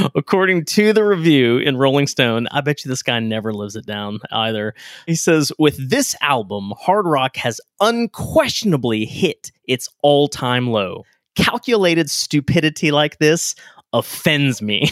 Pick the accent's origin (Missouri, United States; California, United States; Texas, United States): Texas, United States; now in Kentucky, United States; I grew up in Texas